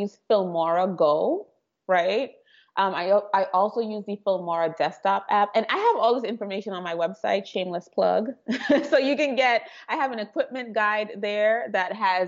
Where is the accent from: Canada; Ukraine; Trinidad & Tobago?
Trinidad & Tobago; moved away; I am from Trinidad and Tobago. So I was born in the Caribbean and I have an accent.